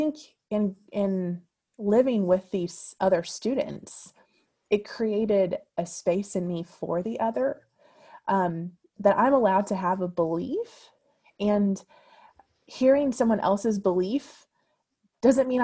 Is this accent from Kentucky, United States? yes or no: yes; Louisville, Kentucky, United States; I had a really unique, unique experience growing up in Louisville